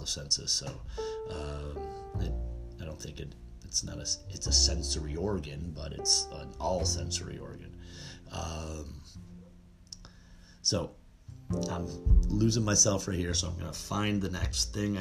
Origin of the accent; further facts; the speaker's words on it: Buffalo, New York, United States; I'm from Buffalo, New York